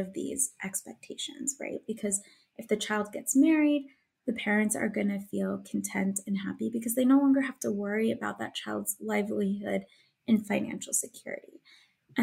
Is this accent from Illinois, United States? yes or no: yes; Illinois, United States; moved away as an adult; also born or lived in Pennsylvania; I was originally from Illinois